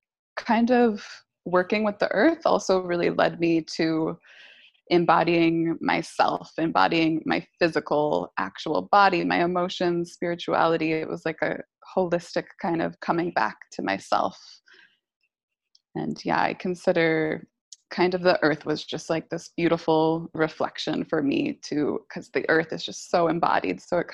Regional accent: East Coast, United States; also born or lived in California; Yeah, I grew up on the East Coast. So I'm back here.

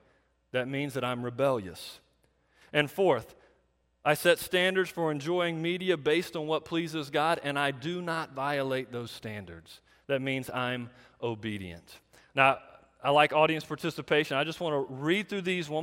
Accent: United States; we in America

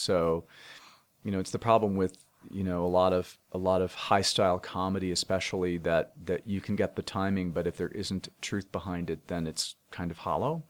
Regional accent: United States; I grew up twenty miles outside of Manhattan

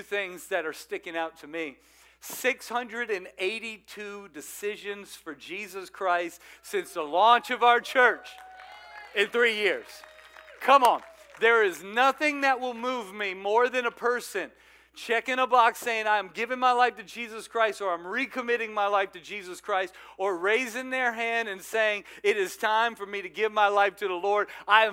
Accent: South Louisiana, United States; moved away; I'm from South Louisiana

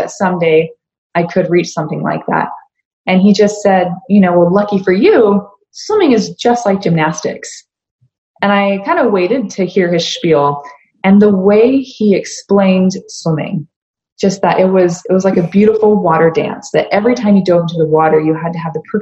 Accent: Mesa, Arizona, United States; moved away; also born or lived in Boise, Idaho; growing up in Mesa, wasn't the easiest upbringing.

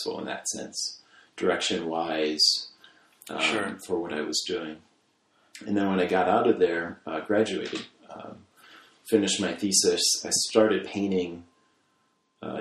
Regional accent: Markesan, Wisconsin, United States; moved away as an adult; now in Evanston, United States; I grew up in Markazan, Wisconsin, which is a small town north of Madison, about an hour north of Madison.

